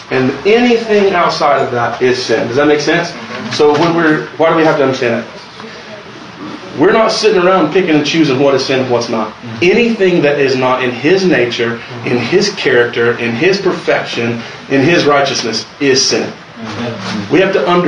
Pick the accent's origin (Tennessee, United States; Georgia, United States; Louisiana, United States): Tennessee, United States; Luttrell; I'm from Luttrell, Tennessee